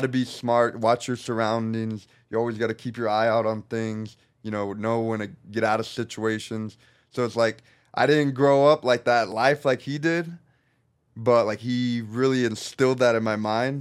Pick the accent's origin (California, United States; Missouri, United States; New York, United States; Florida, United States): California, United States; Norco; also born or lived in Corona, California; I grew up in Norco, which is, stands for North Corona, which is just a little town over